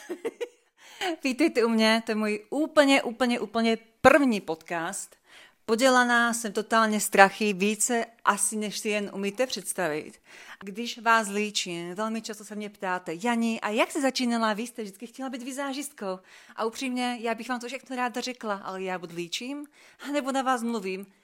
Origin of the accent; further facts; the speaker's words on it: Slovakia; jestli jsem Slovenka, jop, jsem